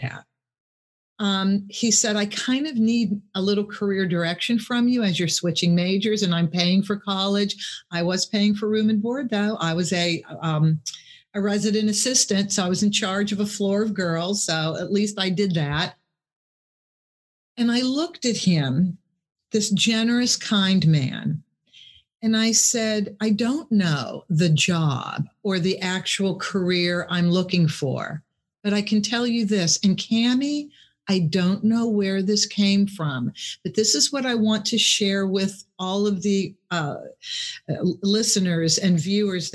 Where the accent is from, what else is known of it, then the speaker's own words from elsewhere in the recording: Pittsburgh, Pennsylvania, United States; I'm from Pittsburgh.